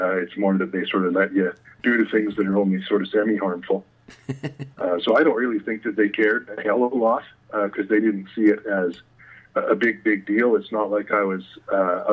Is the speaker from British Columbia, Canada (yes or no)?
no; Calgary, Alberta, Canada; I grew up in the beautiful city of Calgary